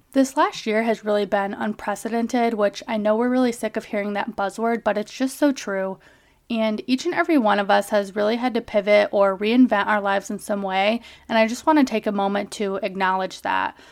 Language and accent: English; Kalamazoo, Michigan, United States; also born or lived in Calcutta, India; I grew up in Kalamazoo, Michigan